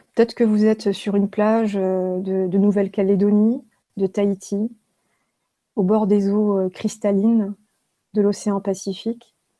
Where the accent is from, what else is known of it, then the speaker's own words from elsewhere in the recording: Haguenau, Grand Est, France; je suis née en Alsace, à Haguenau